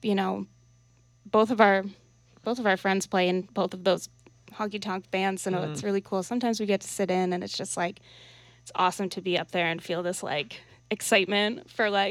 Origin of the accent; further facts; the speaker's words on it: Burlington, Vermont, United States; I grew up here and in Burlington